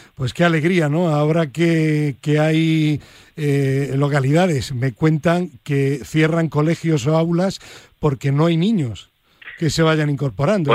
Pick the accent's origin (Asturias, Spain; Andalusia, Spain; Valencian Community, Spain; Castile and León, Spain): Andalusia, Spain; Granada; el periódico de mi tierra, El Ideal